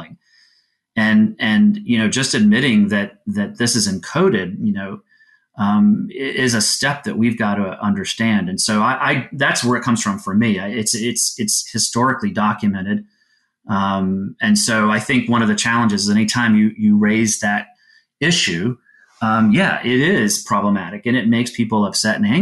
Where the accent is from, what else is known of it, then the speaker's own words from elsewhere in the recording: Florida, United States; I grew up in Florida